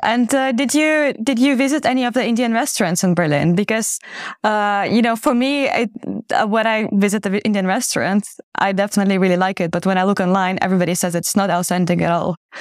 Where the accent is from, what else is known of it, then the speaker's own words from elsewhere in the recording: Ukraine; moved away as an adult; now in Netherlands; an expat from Ukraine who's been living in the Netherlands for over seven years